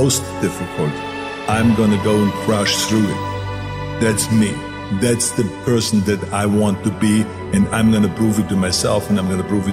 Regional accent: Austria; moved away; I was born in 1947 in Austria after the Second World War. And I didn't really like Austria when I grew up.

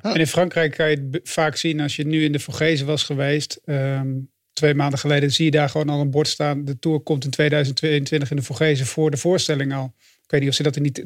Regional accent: Flanders, Belgium; als Vlaming

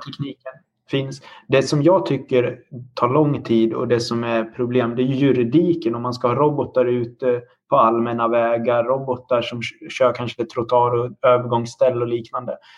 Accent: Dalarna County, Sweden; now in Linköping, Sweden; Jag är också uppvuxen på landsbygden i Dalarna

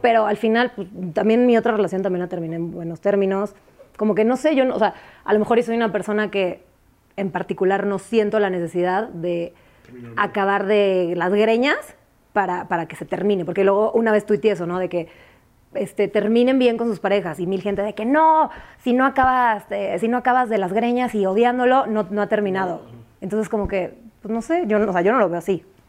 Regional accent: San Antonio, Texas, United States; moved away; also born or lived in Mexico City, Mexico; aunque soy del DF, crecí en San Antonio y estoy rodeada de mucha gente de provincia

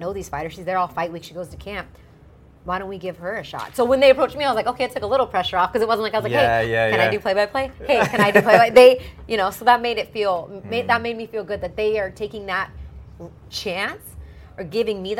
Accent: Southern California, United States; growing up in Southern California.

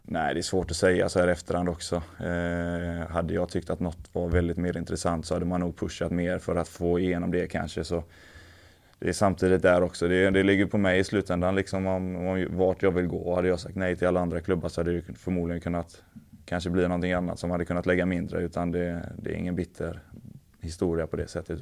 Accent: Älvängen, Västra Götaland, Sweden; moved away; also born or lived in England; Jag kommer från, från Älvängen där det är ett klubbhus

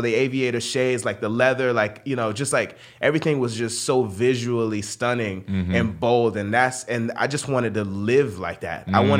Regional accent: Sarasota, Florida, United States; I grew up in Florida in a small town in Florida called Sarasota.

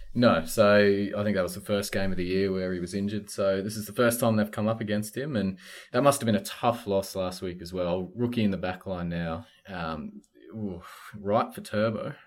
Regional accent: North Queensland, Australia

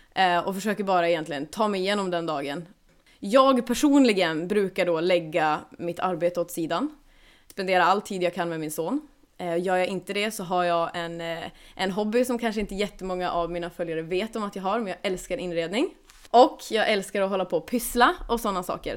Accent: Kramfors, Västernorrland County, Sweden; now in Gothenburg, Sweden; jag är uppväxt uppe i, eh, ja, i Kramfors kommun heter det

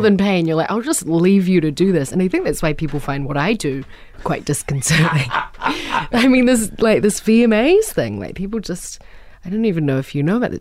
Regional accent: New Zealand; I'm a troll from New Zealand

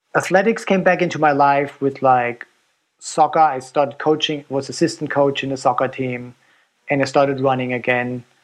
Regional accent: Germany; moved away as an adult; now in United States; growing up in Germany

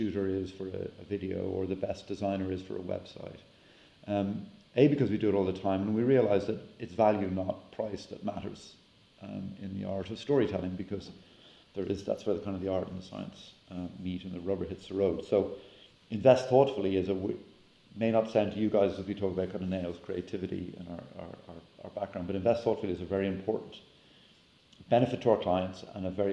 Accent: Ireland; now in United States; back home in Ireland

